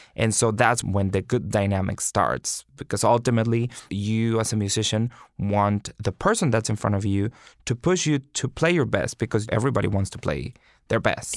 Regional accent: Monterrey, Nuevo León, Mexico; moved away as an adult; also born or lived in Houston / North Carolina; now in New York, United States; I went to the conservatory in Monterrey, Mexico, my hometown

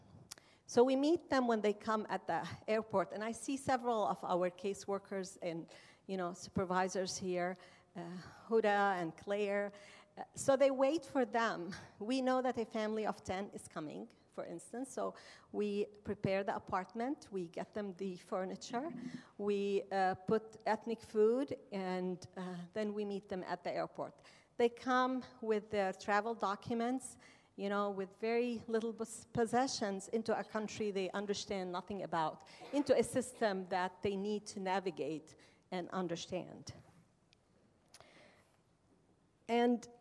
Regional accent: Amman, Amman Governorate, Jordan; moved away; I am an Arab and Muslim woman who was born and raised in Amman, Jordan, of Palestinian descent.

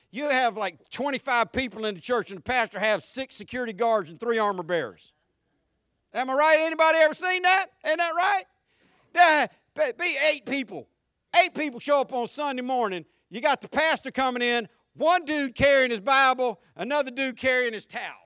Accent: United States; American Christians

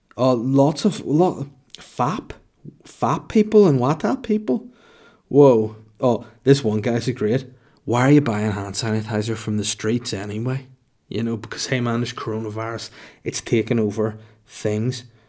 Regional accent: Holywood, Northern Ireland, United Kingdom; my hometown of Hollywood with one L

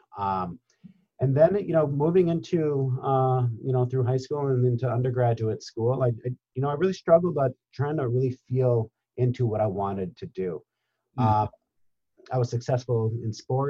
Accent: Upper Peninsula of Michigan, United States; moved away as an adult; also born or lived in New York; I grew up in the Upper Peninsula of Michigan

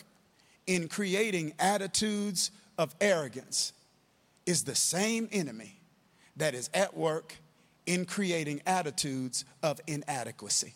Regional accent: Kilmichael, Mississippi, United States; in the church I grew up in Kilmichael, Mississippi

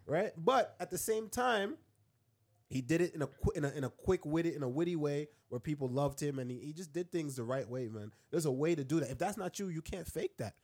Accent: Jamaica; moved away; also born or lived in Queens, New York, United States; I grew up in Jamaica, then I came and I lived in, I lived in Queens

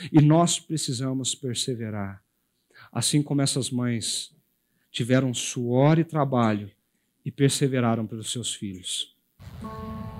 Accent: Brazil

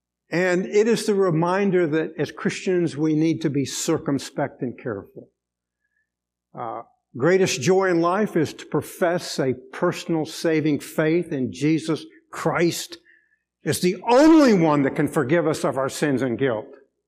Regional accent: Venezuela; I grew up in Venezuela.

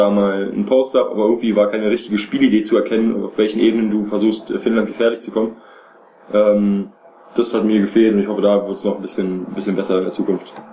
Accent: Berlin, Germany; ich sage jetzt mal letzte Saison bei Alba Berlin zum Beispiel, als Beispiel für mich jetzt als Berliner

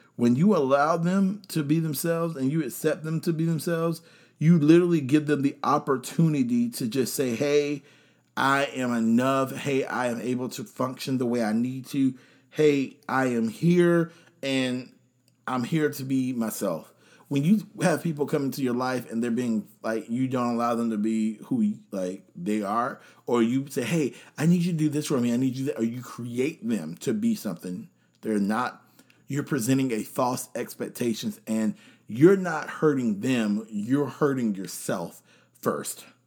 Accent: North Carolina, United States; I'm here from North Carolina

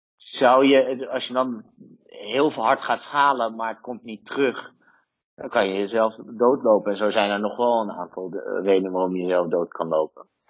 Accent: Netherlands; moved away; als Nederlander

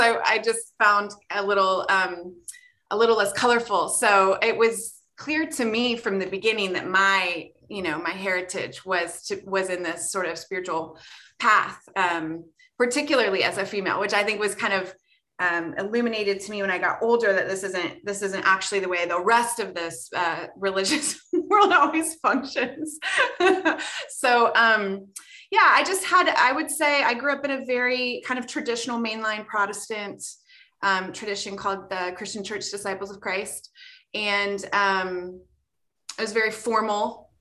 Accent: Ohio, United States; I grew up in Ohio

